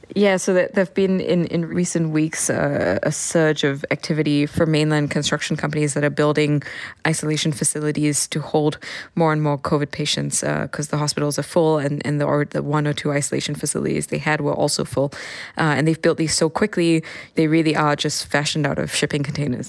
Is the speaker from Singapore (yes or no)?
yes; Singapore; now in Hong Kong; I am from Singapore